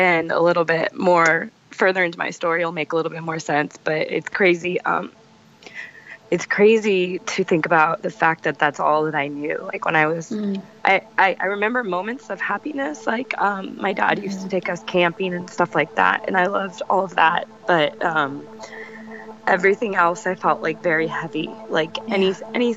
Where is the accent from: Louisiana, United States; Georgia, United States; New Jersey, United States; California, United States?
California, United States; Sacramento; I grew up in Sacramento, or California